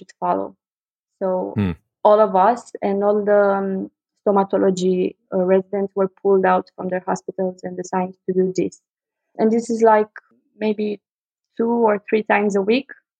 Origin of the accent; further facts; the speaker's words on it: Bucharest, Romania; I was born and raised in Bucharest, Romania